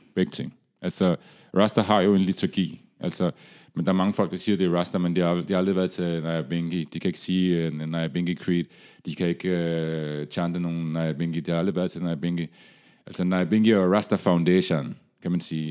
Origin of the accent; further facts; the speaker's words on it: Denmark; da jeg var barn i Danmark